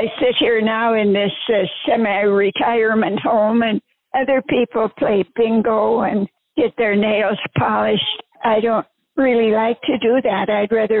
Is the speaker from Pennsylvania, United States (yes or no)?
no; South Dakota, United States; now in Grand Forks, United States; When I was growing up in South Dakota